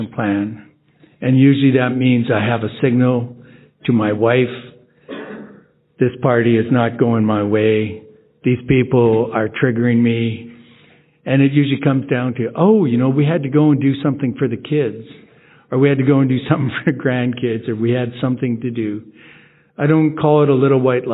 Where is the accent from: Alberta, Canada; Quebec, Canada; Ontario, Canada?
Alberta, Canada; Edmonton; I'm from Edmonton, Alberta, Canada